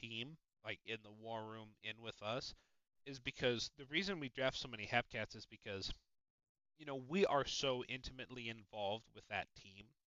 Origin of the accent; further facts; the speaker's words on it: Chicago, Illinois, United States; I'm Chicagoland